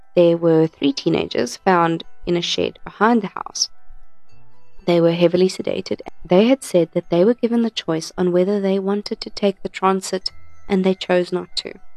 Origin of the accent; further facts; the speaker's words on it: Krugersdorp, Gauteng, South Africa; I'm from Krugersdorp